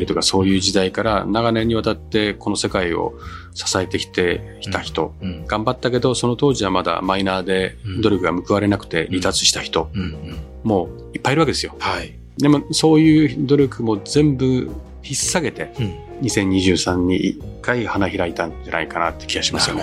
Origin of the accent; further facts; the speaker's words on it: rural Niigata, Japan; moved away; 私なんか、あの、新潟の田舎の出身なんで